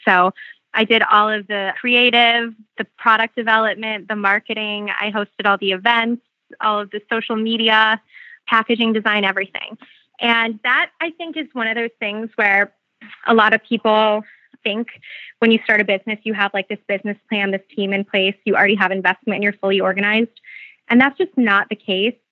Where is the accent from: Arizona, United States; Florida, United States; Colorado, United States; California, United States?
Arizona, United States; Phoenix; I'm from Phoenix